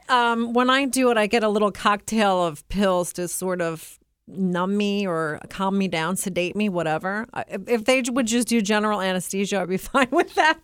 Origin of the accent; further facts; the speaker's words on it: United States; as an American